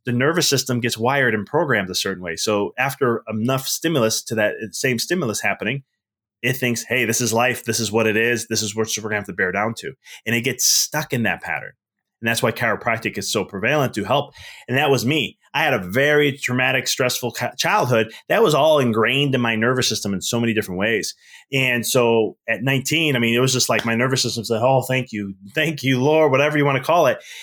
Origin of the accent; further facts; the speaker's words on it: Chicago, Illinois, United States; moved away as an adult; now in Knoxville, United States; I'm originally from Chicago, so I live in Knoxville now